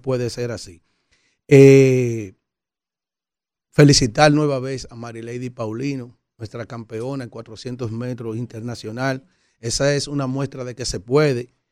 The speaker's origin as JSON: {"language": "Spanish", "country": "Dominican Republic", "said": "Los dominicanos somos trabajadores"}